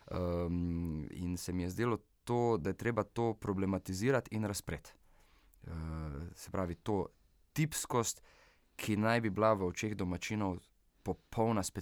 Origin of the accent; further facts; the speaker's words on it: Vitanje, Slovenia; moji rojstni vasi, da tako rečem, Vitanje